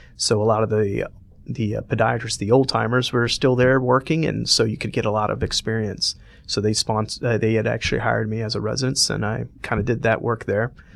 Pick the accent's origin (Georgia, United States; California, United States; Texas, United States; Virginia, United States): Georgia, United States; Atlanta; moved away as an adult; also born or lived in Cleveland; I was born and raised here.